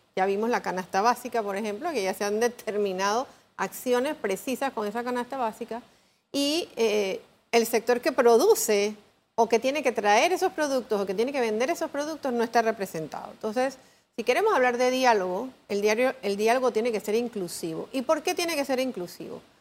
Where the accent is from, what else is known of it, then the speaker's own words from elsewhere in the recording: Panama; como panameños